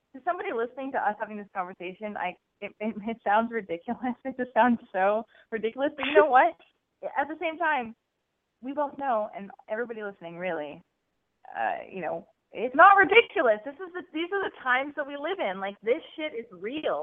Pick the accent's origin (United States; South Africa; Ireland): United States; New Jersey; now in Alabama, United States; I'm calling currently from Alabama, but I'm from New Jersey